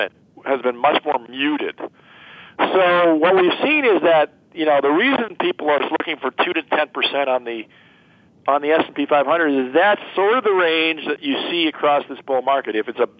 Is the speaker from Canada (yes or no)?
no; United States; as an American and as a citizen of the country and the world